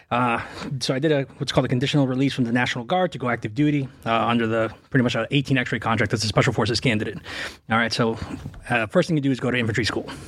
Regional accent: Revere, Massachusetts, United States; Yeah, I grew up in Boston, man.

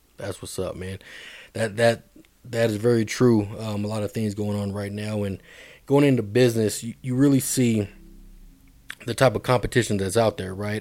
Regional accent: Denver, Colorado, United States; Hill Middle School, man, been a while. Um, and then East High School. I went to East as well

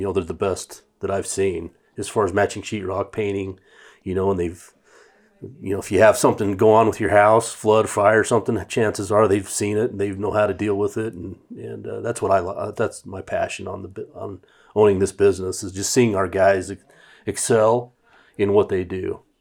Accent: Idaho Falls, Idaho, United States; also born or lived in Boise; two guys that I grew up with in Idaho Falls

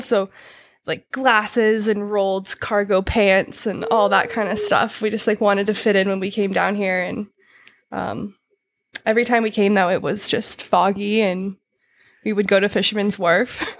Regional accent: Yuba City, California, United States; also born or lived in Truckee; I'm from Yuba City

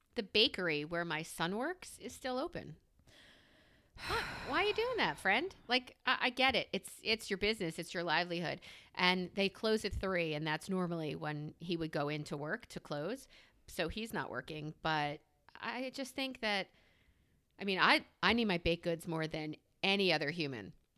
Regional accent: New York, United States; now in Pennsylvania, United States; I am a New Yorker who has, who has relocated to the greater P A area.

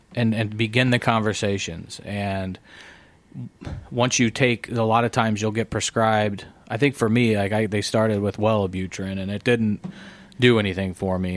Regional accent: Illinois side, United States; growing up on the Illinois side, um, I mean, I grew up near Clinton Hills

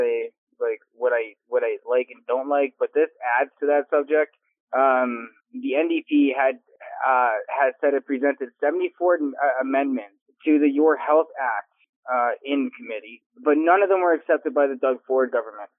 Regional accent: Canada; I'm a Canadian speaking on the American side

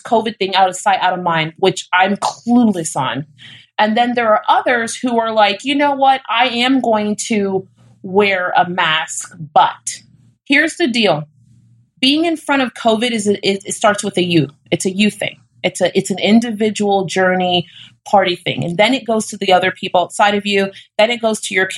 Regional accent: Florida, United States; I'm from Florida.

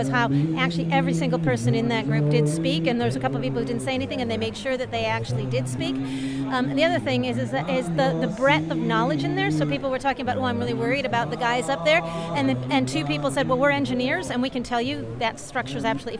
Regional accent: Bristol, South West England, United Kingdom; and also because we're from Bristol, and it's a Bristol-based movement here

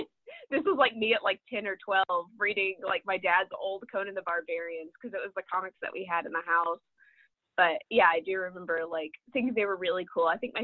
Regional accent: Birmingham, Alabama, United States; So I grew up in Birmingham, Alabama, which is why I talk quite a bit about the South and the Deep South in this book. And that's kind of why, it's because that's the heritage that I have. I grew up in Birmingham

